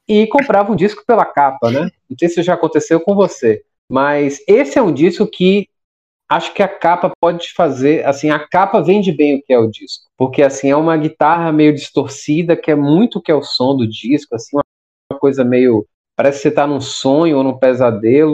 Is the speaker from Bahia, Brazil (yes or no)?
yes; Salvador, Bahia, Brazil; sou daqui de Salvador